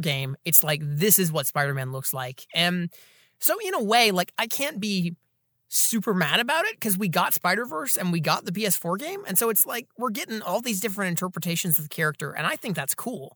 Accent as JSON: {"language": "English", "town": "Atlanta", "region": "Georgia", "country": "United States", "tie": "born or raised there", "said": "Atlanta, Georgia, my hometown"}